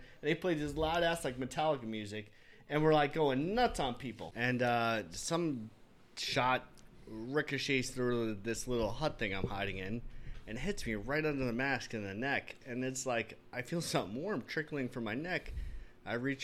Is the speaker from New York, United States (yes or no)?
yes; New York City, New York, United States; I grew up in the Bronx